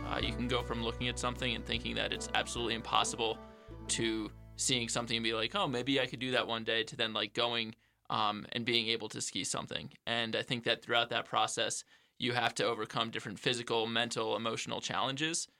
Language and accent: English; Suffolk, New York, United States; moved away as an adult; now in Jackson, United States; I grew up in Suffolk, New York as well